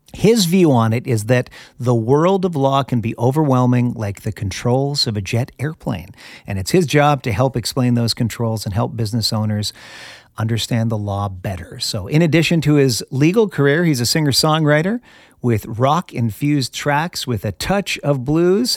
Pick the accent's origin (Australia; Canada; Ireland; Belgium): Canada; moved away; I am originally from Canada as well